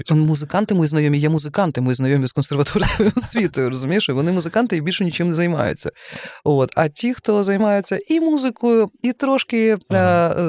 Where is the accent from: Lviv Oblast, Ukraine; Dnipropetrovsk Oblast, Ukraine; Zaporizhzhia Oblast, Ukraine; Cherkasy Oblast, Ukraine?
Lviv Oblast, Ukraine; Lviv; зі Львова, я знаю українську мову, я вчу українську мову щоденно, тому що це величезне джерело.